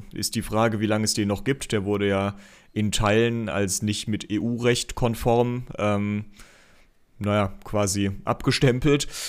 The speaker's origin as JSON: {"language": "German", "town": "Aachen", "region": "North Rhine-Westphalia", "country": "Germany", "said": "als Aachener"}